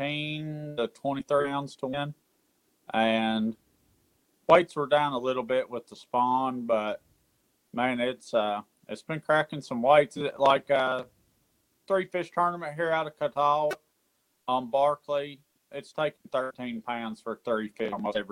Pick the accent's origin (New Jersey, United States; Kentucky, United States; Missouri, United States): Kentucky, United States; Central City; I'm from Western Kentucky, a little town called Central City. Grew up about an hour away from Kentucky Lake